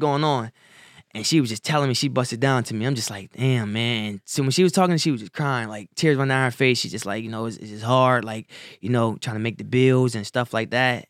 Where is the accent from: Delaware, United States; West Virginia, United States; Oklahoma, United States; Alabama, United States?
Delaware, United States; Wilmington; also born or lived in Salisbury, North Carolina; I was born in Salisbury, North Carolina, but I grew up in Wilmington, Delaware